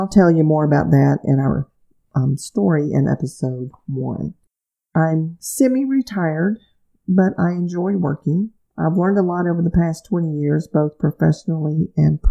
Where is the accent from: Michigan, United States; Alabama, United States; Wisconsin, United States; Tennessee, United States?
Alabama, United States; my home state of Alabama